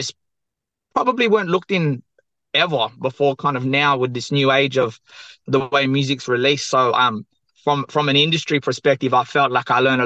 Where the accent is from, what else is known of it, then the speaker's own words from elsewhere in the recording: Perth, Western Australia, Australia; I'm from the southwest of Western Australia, Boorloo, or Perth